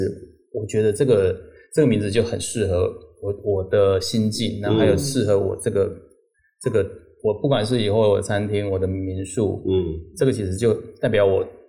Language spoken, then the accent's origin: Chinese; Taipei, Taiwan; moved away as an adult; now in Changbin, Taiwan; 其实我是个台北人。